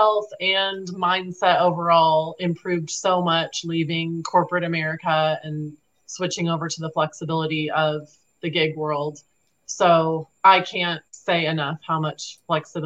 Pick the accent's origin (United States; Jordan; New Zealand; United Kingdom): United States; Sacramento, California; I'm from Sacramento, California.